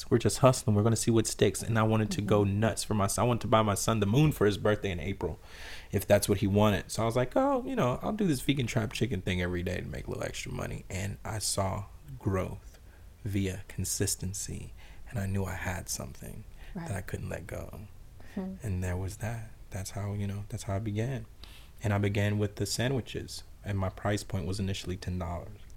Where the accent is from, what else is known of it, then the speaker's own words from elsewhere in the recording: South Louisiana, United States; also born or lived in Atlanta; I'm from South Louisiana